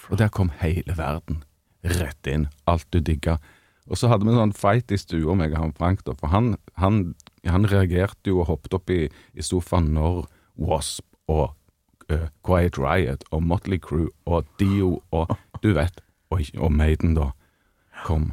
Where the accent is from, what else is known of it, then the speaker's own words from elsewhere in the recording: Stavanger, Rogaland, Norway; hadde vi hjemme i Stavanger stavanger Stavangerensemblet